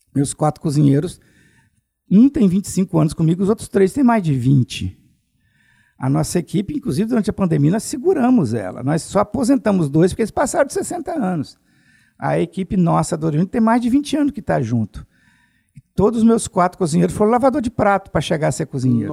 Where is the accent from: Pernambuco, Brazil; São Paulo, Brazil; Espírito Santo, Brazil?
Espírito Santo, Brazil; Alegre; moved away as an adult; Eu sou de Alegre, né? Do Principado do Alegre